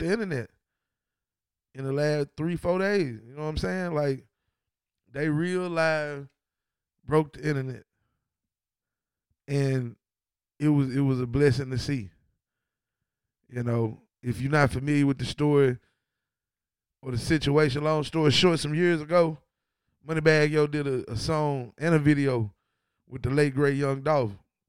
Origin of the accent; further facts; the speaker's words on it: Ripley, Tennessee, United States; also born or lived in Memphis; I'm from Ripley